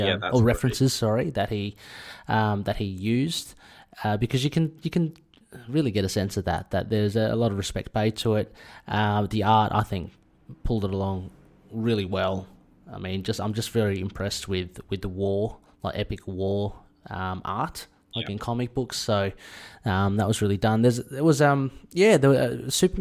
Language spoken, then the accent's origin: English; Australia; having grown up in Australia